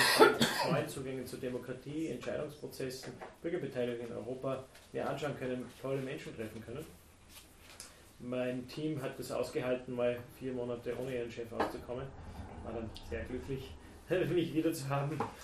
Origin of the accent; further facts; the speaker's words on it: Tennengau, Salzburg, Austria; einen ganz kleinen Ort im, im, im Tennengau